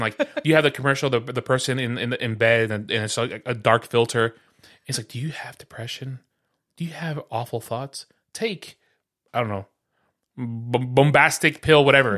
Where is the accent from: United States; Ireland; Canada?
United States; New York City, New York; first language Spanish; English is a second language; moved away; I grew up on Broadway and Crescent Street